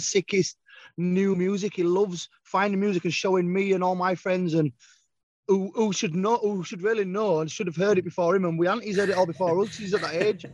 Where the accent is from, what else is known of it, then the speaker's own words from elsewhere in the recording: Leeds, Yorkshire and the Humber, United Kingdom; I'm from Leeds